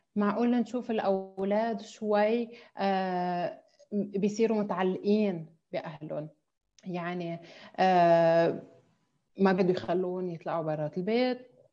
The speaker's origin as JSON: {"language": "Arabic", "country": "Lebanon", "also_born_or_lived": "Amman, Jordan", "moved": "as an adult", "lives_now": "Dubai, United Arab Emirates", "said": "نحن كلبنانيين"}